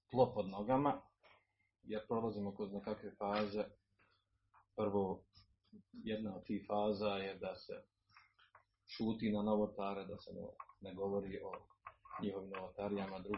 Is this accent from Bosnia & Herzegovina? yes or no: yes; Bosnia & Herzegovina